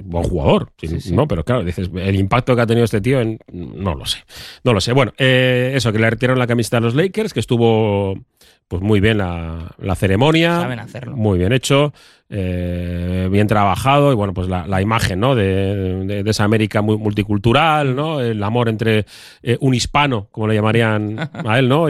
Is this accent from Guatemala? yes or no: no; Bilbao, Basque Country, Spain; vivimos aquí, ¿no? Somos de Bilbao y no estamos en Estados Unidos.